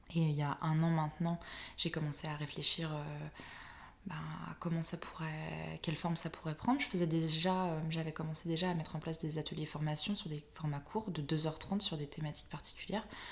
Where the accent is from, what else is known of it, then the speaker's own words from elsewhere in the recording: Brittany, France; je suis bretonne